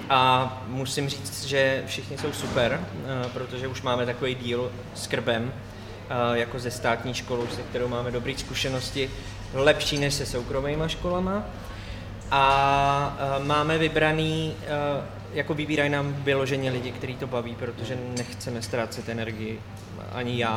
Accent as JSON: {"language": "Czech", "town": "Červený Kostelec", "region": "Hradec Králové Region", "country": "Czechia", "said": "z Červeného kostelce, počkat pocházím taky"}